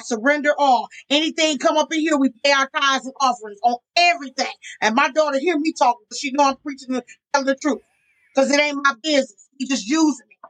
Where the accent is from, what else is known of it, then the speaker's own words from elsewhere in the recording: Jamaica; I'm Jamaican